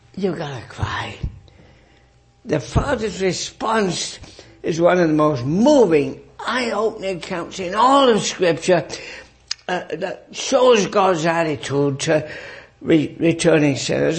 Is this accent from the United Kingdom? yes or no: yes; England, United Kingdom; moved away; I grew up in England